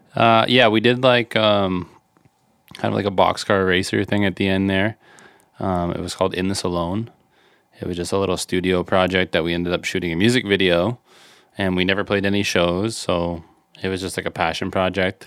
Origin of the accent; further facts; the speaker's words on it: Canada; we're from Canada